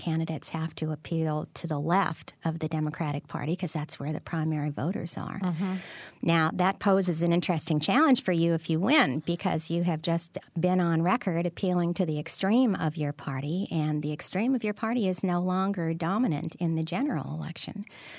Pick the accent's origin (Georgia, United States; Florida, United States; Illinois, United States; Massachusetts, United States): Illinois, United States; I grew up in Cook County, so I understand that very well.